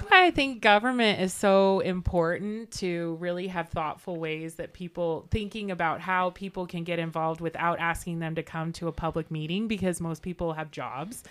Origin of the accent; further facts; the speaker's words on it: Sparks, Nevada, United States; also born or lived in Texas; I'm from Sparks, Nevada.